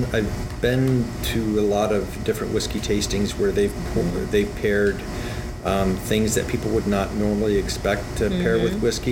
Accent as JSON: {"language": "English", "country": "United States", "said": "I'm American"}